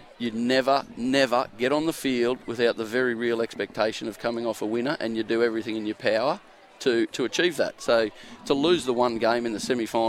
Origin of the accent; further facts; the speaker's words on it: Toowoomba, Queensland, Australia; moved away as an adult; also born or lived in Brisbane / Perth; I grew up in Toowoomba, just west of Toowoomba.